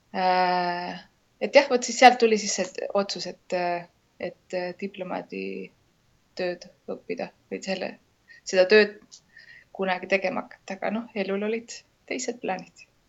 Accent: Estonia; moved away as an adult; now in Lima, Peru; ma olen Eestist

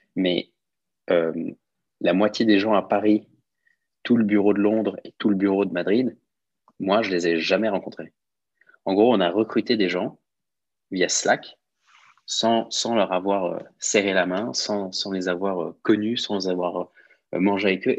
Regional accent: Switzerland; also born or lived in Lausanne / London; now in Geneva, Switzerland; je suis suisse-italien, j'ai 29 ans, j'habite à Genève.

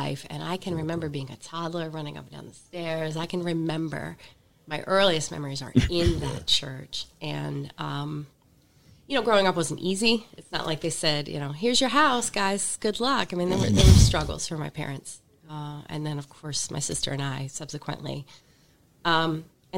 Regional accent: Pennsylvania, United States; moved away as an adult; I'm from Pennsylvania. Left for a while, came back to Pennsylvania

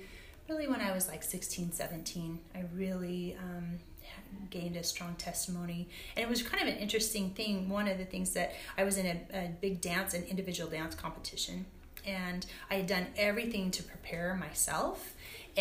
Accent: Logan, Utah, United States; I grew up in Logan, Utah

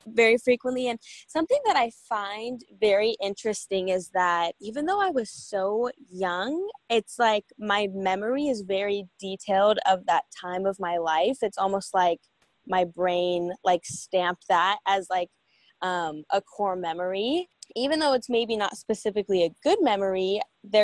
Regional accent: United States; I was born in Washington, grew up, you know, with my family

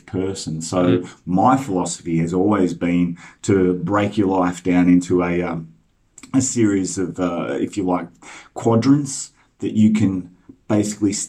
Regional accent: Melbourne, Victoria, Australia; I grew up in the same street as Windy Hill

